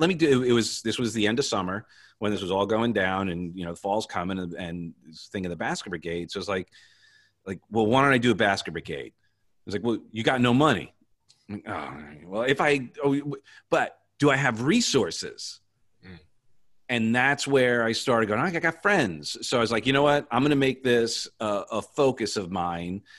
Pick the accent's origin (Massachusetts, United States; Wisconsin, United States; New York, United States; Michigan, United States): New York, United States; Long Island; now in Florida, United States; I grew up on Long Island